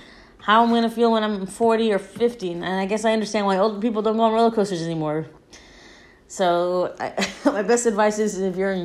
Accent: California, United States; I grew up by Disneyland and Knott's Berry Farm because I grew up in California

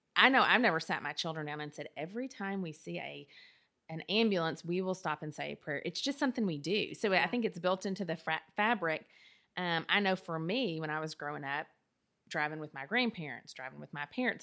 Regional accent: the South, United States; We're both from the South. Um, and so we grew up not in Southern Baptist churches

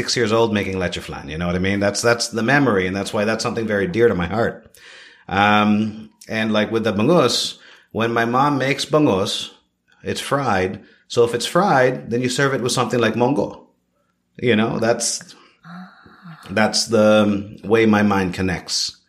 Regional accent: Toronto, Ontario, Canada; also born or lived in Philippines; now in Siargao, Philippines; My family immigrated to Canada when I was four years old. Okay? I grew up in Toronto

